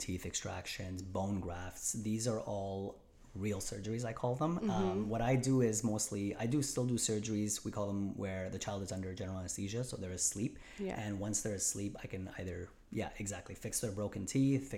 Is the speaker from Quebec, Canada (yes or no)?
yes; Montreal, Quebec, Canada; moved away as an adult; also born or lived in Rochester, New York; I born and raised in Montreal, lived my whole life